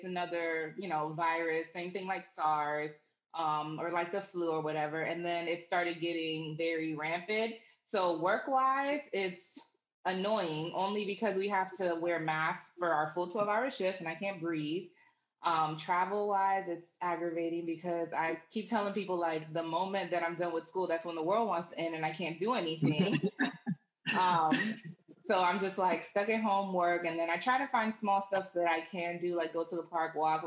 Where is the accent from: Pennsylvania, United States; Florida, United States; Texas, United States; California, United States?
Florida, United States; Orlando; now in Jacksonville, United States; I grew up in Orlando.